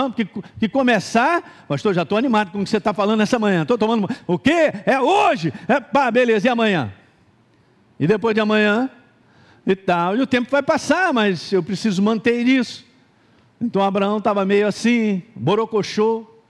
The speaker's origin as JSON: {"language": "Portuguese", "region": "Minas Gerais", "country": "Brazil", "tie": "born or raised there", "said": "Eu nasci em Minas"}